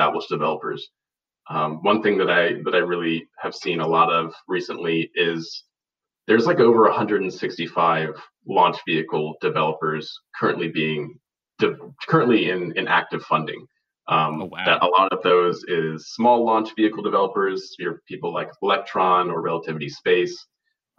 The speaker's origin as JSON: {"language": "English", "town": "Charleston", "region": "South Carolina", "country": "United States", "moved": "yes", "said": "I'm originally from South Carolina, from Charleston, South Carolina"}